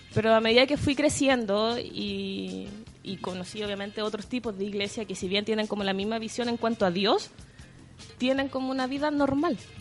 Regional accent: Temuco, Araucanía, Chile; now in Santiago, Chile; soy de Temuco, obviamente me tuve que venir a Santiago, me cambié de iglesia y todo

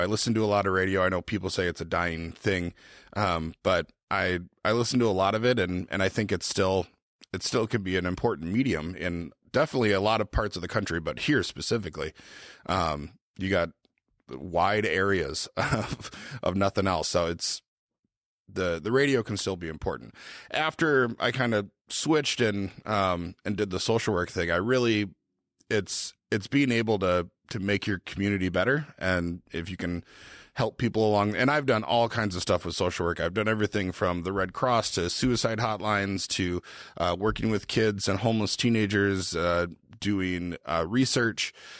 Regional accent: Twin Cities, Minnesota, United States; also born or lived in Vermilion / Sioux Falls / St. Louis; now in Aberdeen, United States; I'm from the Twin Cities, moved to Vermilion, moved to Sioux Falls, moved to St. Louis, and yeah, now we're in Aberdeen.

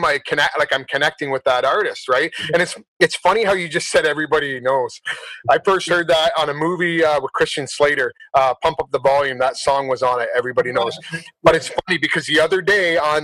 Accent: Simcoe, Ontario, Canada; also born or lived in Belgium / London, England; my hometown, Simcoe, Ontario

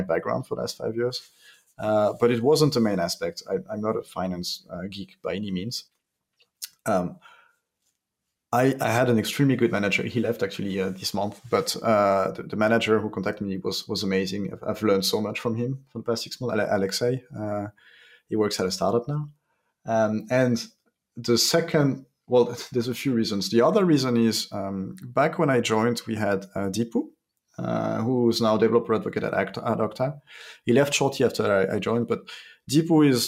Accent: France; We're French from France

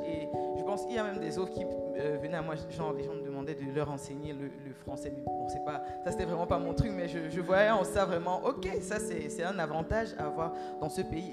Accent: Cameroon; now in Ghana; je suis camerounaise

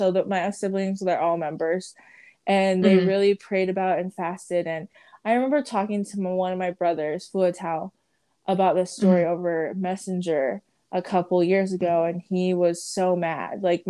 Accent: Samoa; born there; But yes, I was born in Samoa, Western Samoa, and I was the 12th child.

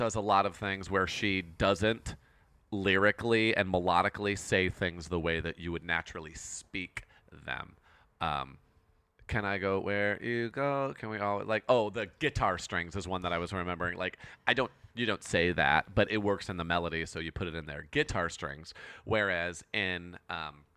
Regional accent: Michigan, United States; accent: Canadian hints; from Michigan

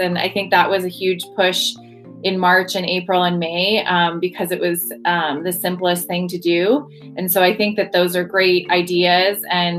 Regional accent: Canada; moved away; I'm Canadian

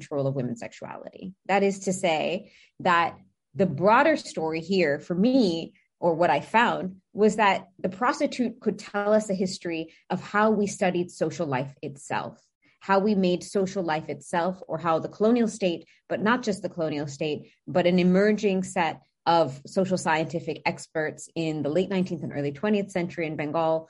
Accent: United States; accent: heavily American; I have a heavily American accent. So for me, as an American, first generation

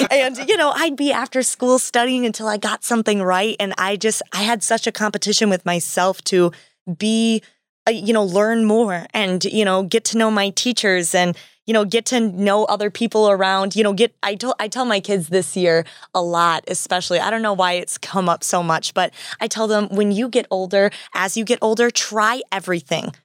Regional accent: Wisconsin, United States; I'm from Wisconsin

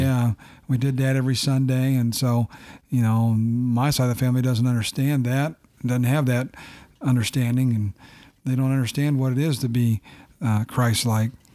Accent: Findlay, Ohio, United States; also born or lived in St. Louis, Missouri / Bluffton; moved to Findlay and grew up in Findlay.

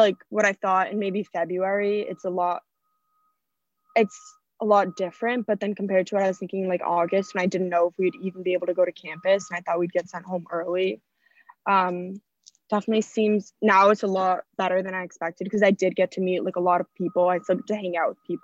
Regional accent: Westwood, Massachusetts, United States; moved away as an adult; now in Austin, United States; I'm from Westwood, Massachusetts

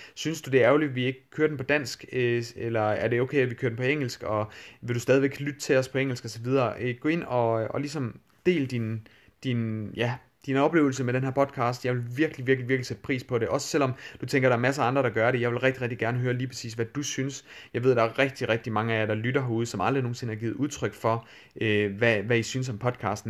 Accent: Denmark; accent: Danglish; min, øh, min Danglish accent

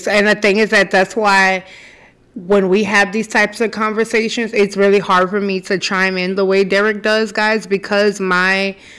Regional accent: New Orleans, Louisiana, United States; I'm from the South, A, B, I'm from New Orleans.

